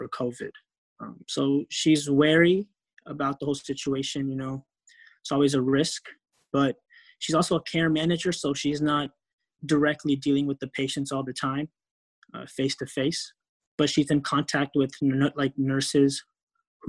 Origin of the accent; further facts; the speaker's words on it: Euless, Texas, United States; also born or lived in Kisumu, Kenya / Los Angeles, California; I grew up in Euless, Texas.